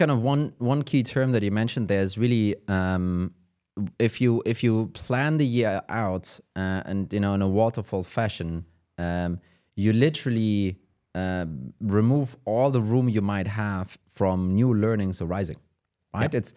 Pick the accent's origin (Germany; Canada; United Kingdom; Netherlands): Germany; English is a second language; I'm from Germany.